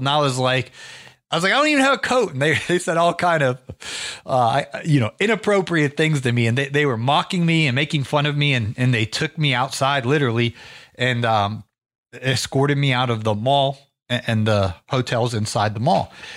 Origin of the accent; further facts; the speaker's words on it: Ohio, United States; now in Atlanta, United States; I'm originally from Ohio. I got, uh, acclimated to the climate in Georgia